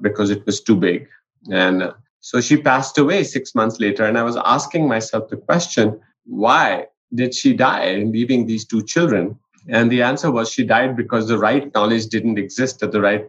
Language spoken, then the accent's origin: English; India; now in New Mexico, United States; I grew up in India in a household where both my parents were physicians